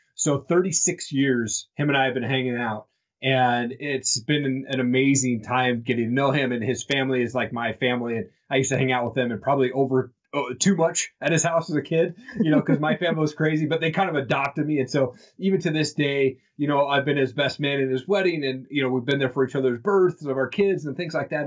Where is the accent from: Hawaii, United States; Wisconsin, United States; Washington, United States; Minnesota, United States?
Washington, United States; Eastern; all these people that I was connected to from Eastern Washington as growing up